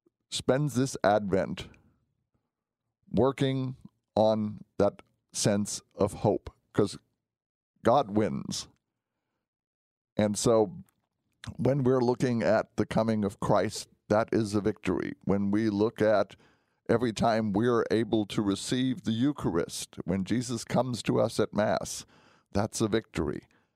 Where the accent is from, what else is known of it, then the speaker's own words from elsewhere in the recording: Germany; When I was growing up, I grew up in Germany for part of my youth.